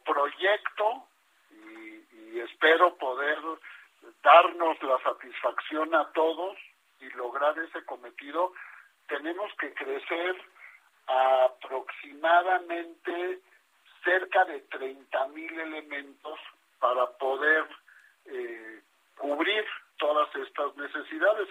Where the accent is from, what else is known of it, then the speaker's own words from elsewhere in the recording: Mexico; como mexicanos